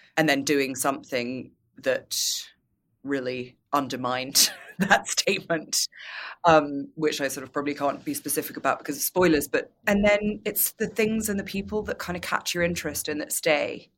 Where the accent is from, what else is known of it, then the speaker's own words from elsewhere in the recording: United Kingdom; as a British person